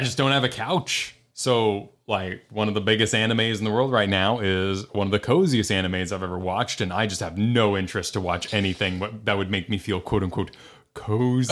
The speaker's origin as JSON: {"language": "English", "region": "New Mexico", "country": "United States", "tie": "born or raised there", "moved": "as an adult", "lives_now": "Florida, United States", "said": "I grew up 'cause, you know, eight to, through all of high school, I was in New Mexico"}